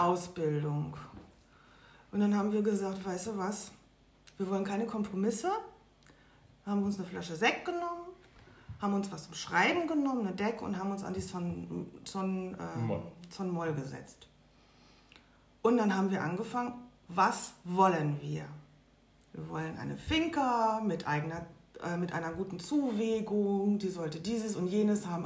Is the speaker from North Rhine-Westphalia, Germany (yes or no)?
yes; Lünen, North Rhine-Westphalia, Germany; moved away as an adult; also born or lived in Baltic Sea coast, Germany; eine Wohnung in der alten Heimat im Ruhrgebiet, also in meiner Heimatstadt bei der Familie